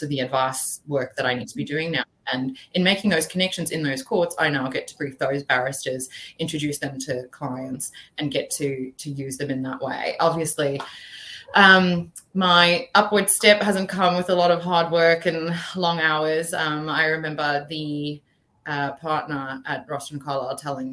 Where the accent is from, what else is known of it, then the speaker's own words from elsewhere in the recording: South Africa; now in Brisbane, Australia; So originally I was born in South Africa. So I had been to school there and my family moved out together